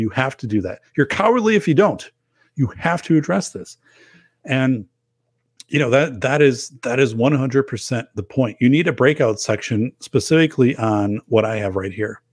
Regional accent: Wisconsin, United States; people in my hometown, it shows here quite a bit in Wisconsin

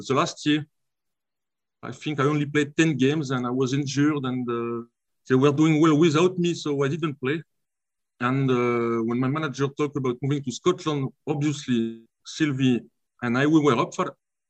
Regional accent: Lille, Hauts-de-France, France; English is a second language; moved away as an adult; also born or lived in Kilmarnock; No, it was just a pleasure to play for my hometown.

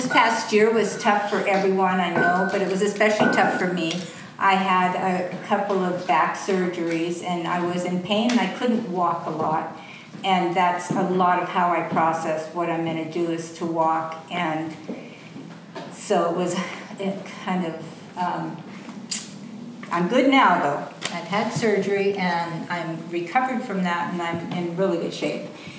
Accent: Kodiak, Alaska, United States; I'm from Kodiak, and I've lived there most of my life

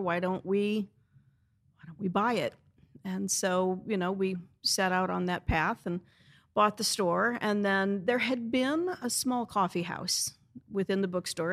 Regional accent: St. Louis, Missouri, United States; now in Easton, United States; I'm from St. Louis, Missouri

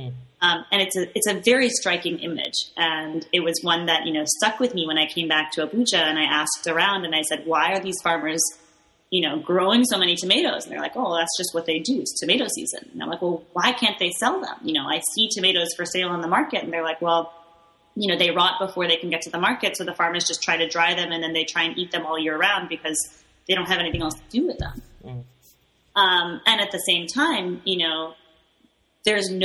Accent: Boston, Massachusetts, United States; moved away as an adult; now in Nigeria; growing up in New England in Boston

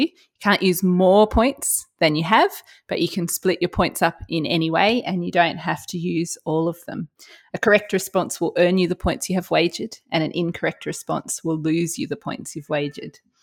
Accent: Australia; accent: Australian

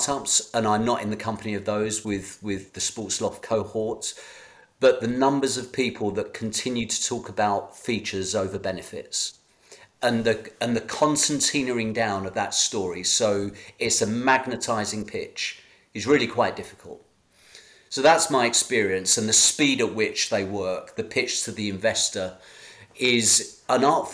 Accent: United Kingdom; as a Brit

